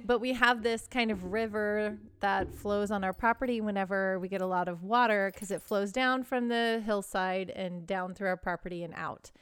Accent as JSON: {"language": "English", "region": "Texas", "country": "United States", "tie": "born or raised there", "moved": "yes", "lives_now": "Southern California, United States", "said": "I grew up in Texas"}